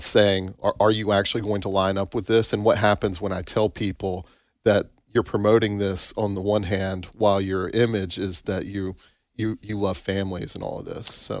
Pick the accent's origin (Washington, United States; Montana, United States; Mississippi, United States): Mississippi, United States; Tupelo; I grew up in Tupelo